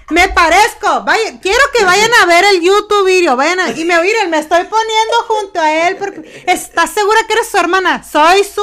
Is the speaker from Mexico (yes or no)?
no; Wasco, California, United States; somos de Huasco, California